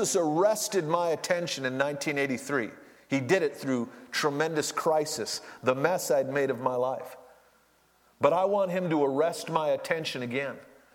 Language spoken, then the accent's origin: English; Duluth, Minnesota, United States; I was born and raised in Duluth